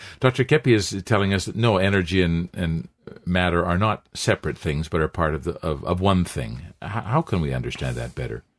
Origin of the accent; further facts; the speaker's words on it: Canada; now in Brazil; I'm still a Canadian